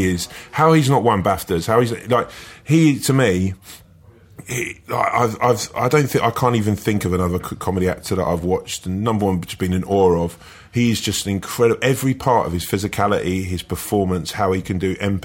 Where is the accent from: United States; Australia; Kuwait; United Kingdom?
United Kingdom; Sutton, London; I'm from, sort of Croydon would be the sort of main big town that you'd know. But it's just outside that, a little place like Sutton